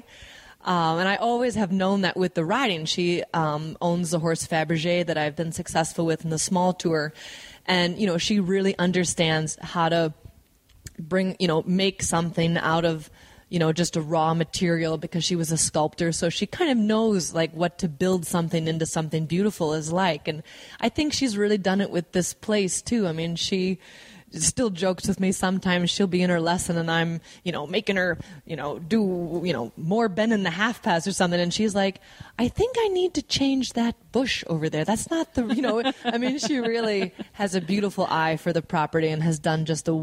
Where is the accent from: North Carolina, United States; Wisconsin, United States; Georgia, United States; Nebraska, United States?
Wisconsin, United States; I'm originally from the Midwest and from Wisconsin, so it was even magical, of course, then coming from Wisconsin